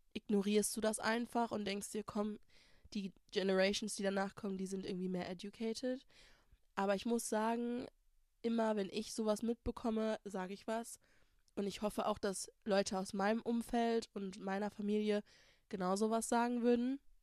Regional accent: Germany; first language German; ich hier geboren, born, raised, Uni, Schule, alles gemacht habe

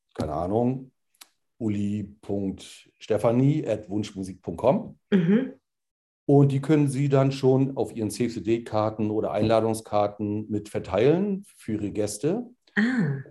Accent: Rostock, Mecklenburg-Vorpommern, Germany; Bin Rostocker durch und durch

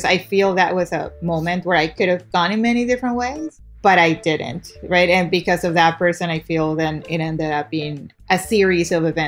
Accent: Guayaquil, Guayas, Ecuador; now in United States; I was born and raised in Guayaquil, Ecuador. I moved here actually to go to school

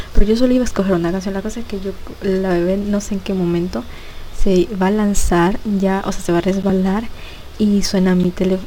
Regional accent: Ecuador; aquí en mi país, que es Ecuador

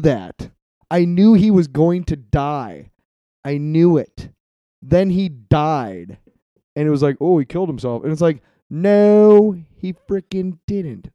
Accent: Iowa City, Iowa, United States; I grew up in Iowa City

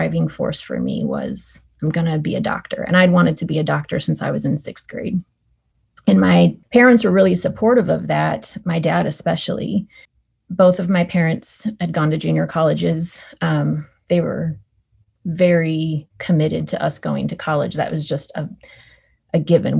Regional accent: Northern California, United States; I grew up in Northern California with two parents

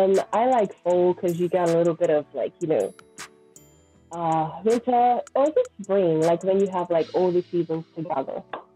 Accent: Bermuda; moved away as an adult; also born or lived in United States; Okay, you know I'm from Bermuda.

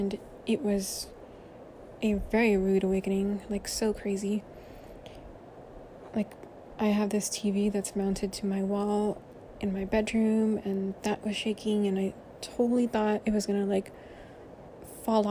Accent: Central Valley, California, United States; now in Southern California, United States; I did not grow up in Southern California. I grew up in the Central Valley, where there are no earthquakes

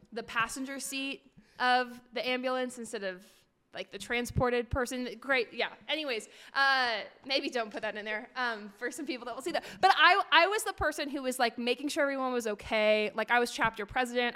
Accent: Portland, Oregon, United States; moved away as an adult; also born or lived in Tempe, Arizona / Phoenix, Arizona; I grew up in Portland, Oregon

